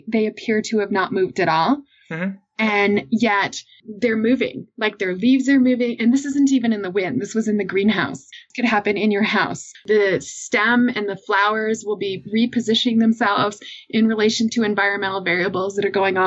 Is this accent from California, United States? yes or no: no; Massachusetts, United States; I grew up in Massachusetts